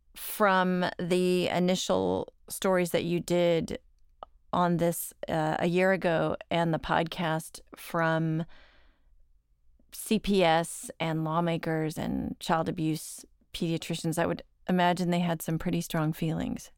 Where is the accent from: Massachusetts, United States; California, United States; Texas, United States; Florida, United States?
Texas, United States; Dallas; I'm from Dallas